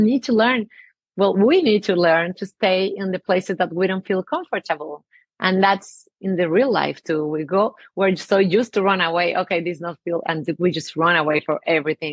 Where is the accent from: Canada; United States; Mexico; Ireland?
Mexico; English is a second language; I have an accent. I'm from Mexico